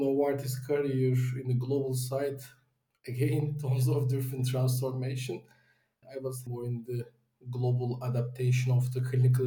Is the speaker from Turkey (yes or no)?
yes; Istanbul, Turkey; I'm originally from Turkey, Istanbul